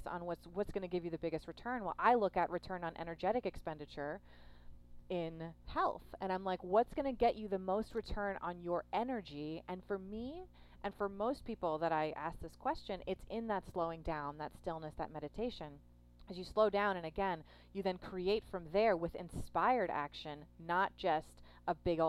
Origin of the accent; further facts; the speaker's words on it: New York, United States; I'm a New Yorker